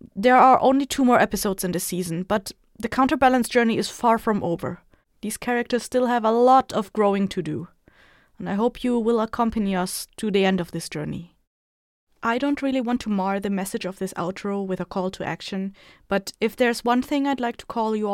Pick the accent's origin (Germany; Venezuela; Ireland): Germany; I am half Filipina and grew up in a white people country, aka Germany, which left quite its mark on me